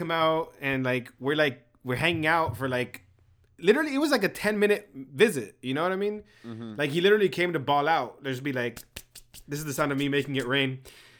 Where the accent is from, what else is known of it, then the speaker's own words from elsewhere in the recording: Calexico, California, United States; But I'm from Calexico